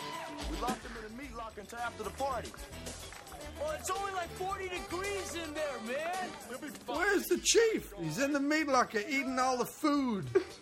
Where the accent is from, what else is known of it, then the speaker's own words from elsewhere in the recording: Detroit, Michigan, United States; I don't know why I'm doing this accent. I'm from Detroit.